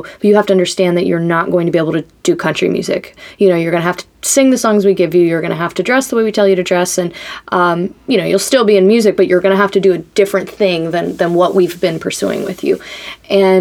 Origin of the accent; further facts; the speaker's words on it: West Palm Beach, Florida, United States; moved away as an adult; now in Nashville, United States; I'm from West Palm Beach, Florida, originally